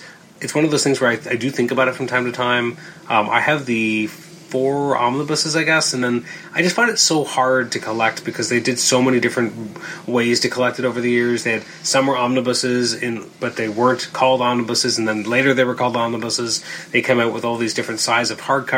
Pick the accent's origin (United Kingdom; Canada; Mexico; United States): Canada; we're Canadian